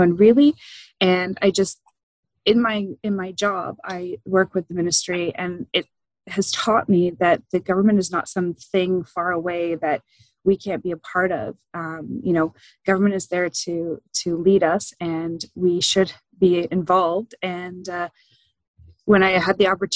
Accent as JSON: {"language": "English", "area": "Quinte area", "region": "Ontario", "country": "Canada", "tie": "born or raised there", "also_born_or_lived": "Ajax, Ontario / Toronto / Stirling, Ontario", "said": "I was born in Ajax, and I grew up in the Quinte area"}